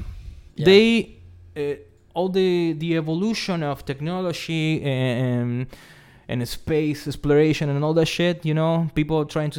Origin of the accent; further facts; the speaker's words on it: Buenos Aires, Argentina; I'm from Buenos Aires.